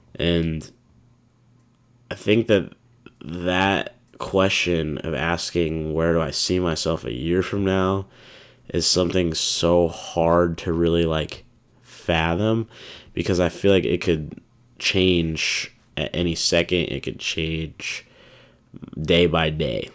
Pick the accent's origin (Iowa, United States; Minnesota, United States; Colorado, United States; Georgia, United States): Iowa, United States; Des Moines; a lot of people in my hometown